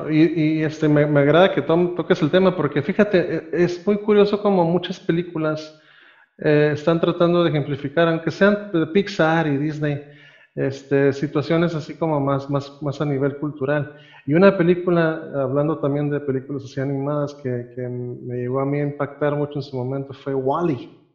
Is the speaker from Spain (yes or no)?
no; Costa Rica; also born or lived in Nicaragua; now in Mexico; yo no soy realmente mexicano, yo nací en Centroamérica, yo soy costarricense